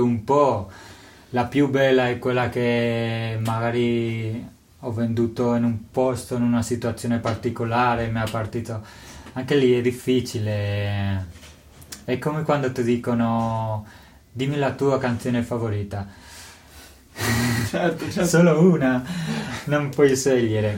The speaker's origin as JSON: {"language": "Italian", "town": "Toledo", "region": "Castilla-La Mancha", "country": "Spain", "tie": "born or raised there", "second_language": "Italian", "moved": "as an adult", "lives_now": "Italy", "said": "Io sono spagnolo, vengo di Toledo, una città vicina a Madrid, nel centro di Spagna."}